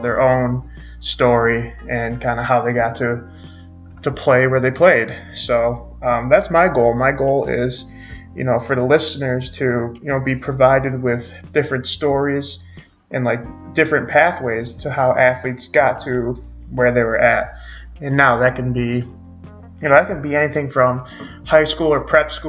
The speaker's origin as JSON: {"language": "English", "town": "Syracuse", "region": "New York", "country": "United States", "said": "I'm from Syracuse, New York"}